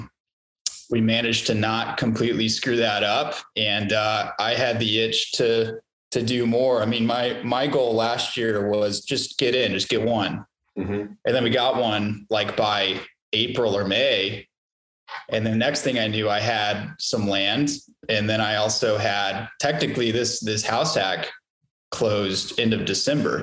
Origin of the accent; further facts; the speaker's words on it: Roswell, New Mexico, United States; moved away as an adult; also born or lived in Lubbock, Texas / Dallas, Texas; now in Austin, United States; I'm actually originally from Roswell, New Mexico. That's where I grew up.